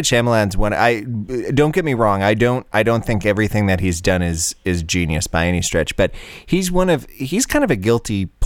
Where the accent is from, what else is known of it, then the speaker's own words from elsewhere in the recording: southeastern Wisconsin, United States; now in Twin Cities, United States; my hometown in southeastern Wisconsin